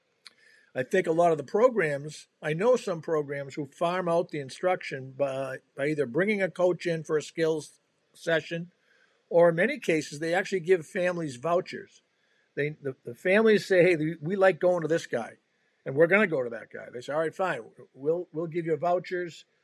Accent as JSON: {"language": "English", "town": "Boston", "region": "Massachusetts", "country": "United States", "tie": "born or raised there", "said": "I grew up in the Boston area"}